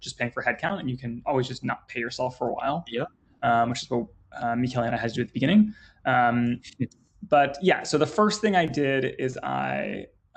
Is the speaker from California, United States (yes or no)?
yes; Northern California, United States; moved away; also born or lived in London; I'm from Northern California.